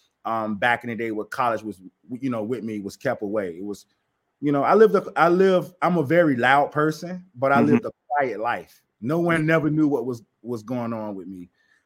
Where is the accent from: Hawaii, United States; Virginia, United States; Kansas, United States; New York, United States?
Virginia, United States; Portsmouth; I'm from Portsmouth, Virginia